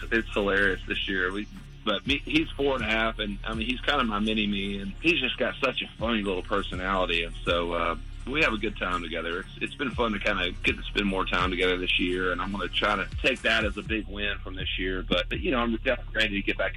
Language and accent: English; Augusta, Georgia, United States; moved away; I'm from Augusta. So from Augusta, Georgia